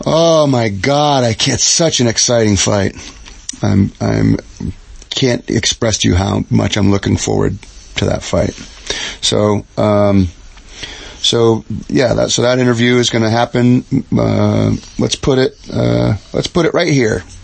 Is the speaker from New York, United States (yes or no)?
no; Oregon, United States; moved away; I grew up. I, uh, I grew up out in Oregon